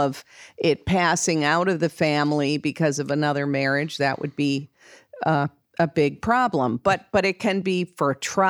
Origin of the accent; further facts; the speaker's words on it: Wisconsin, United States; another reason I'm from Wisconsin, and in Wisconsin and some other states, you have marital property laws.